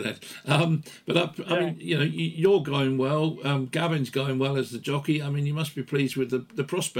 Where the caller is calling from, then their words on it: South West England, United Kingdom; I mean, well, certainly I'm talking from Somerset, we've had a hell of a lot of rain